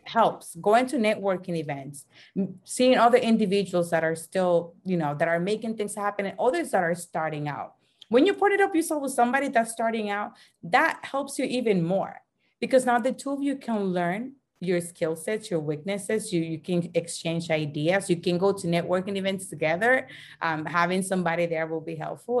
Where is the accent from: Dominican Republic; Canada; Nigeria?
Dominican Republic; moved away as an adult; also born or lived in Dorchester, Boston, United States; now in United States; I'm originally from the Dominican Republic, born and raised